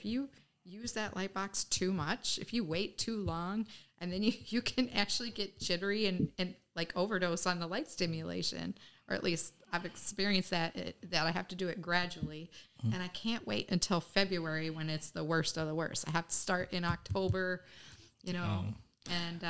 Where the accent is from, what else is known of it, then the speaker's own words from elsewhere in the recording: the South, United States; now in Oshkosh, United States; I'm not a native Wisconsin. I didn't grow up in Wisconsin. I moved here 25 years ago from the South.